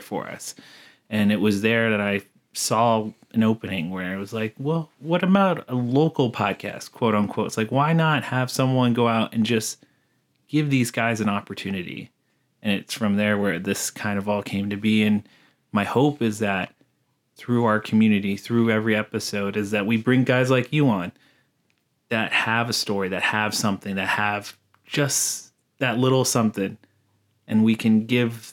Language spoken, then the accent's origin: English; United States; I'm Native American on my mom's side, and I grew up on the res